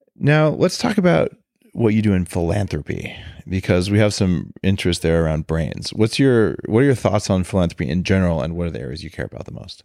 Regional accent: Albuquerque, New Mexico, United States; I grew up in Albuquerque in that same time frame

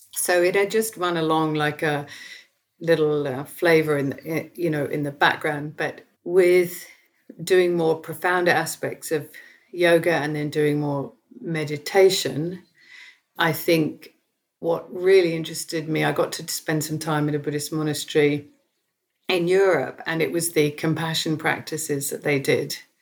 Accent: South East England, United Kingdom; growing up in Southeast England in the 1970s

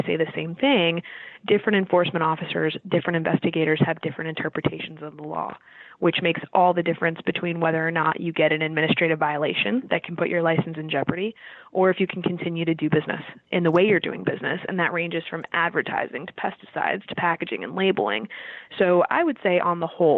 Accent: Florida, United States; moved away; I'm from Florida, the Southeast

